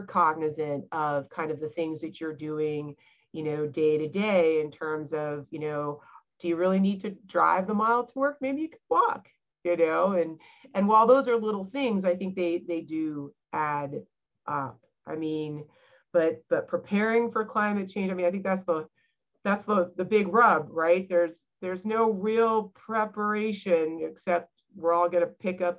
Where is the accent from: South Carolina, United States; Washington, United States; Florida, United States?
South Carolina, United States; Charleston; born or raised there